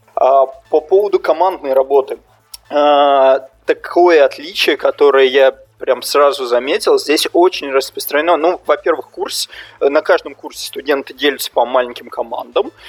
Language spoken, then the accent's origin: Russian; Russia; moved away; я из России